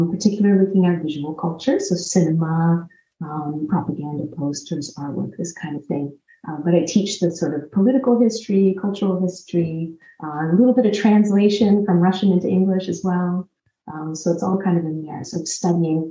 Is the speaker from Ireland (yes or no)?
no; Canada; also born or lived in Newfoundland; I grew up in Canada